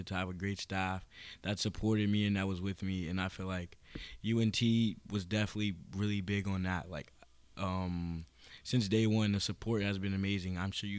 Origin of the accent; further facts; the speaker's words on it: Irving, Texas, United States; I kind of grew up in the Irving area throughout, my little days, elementary school.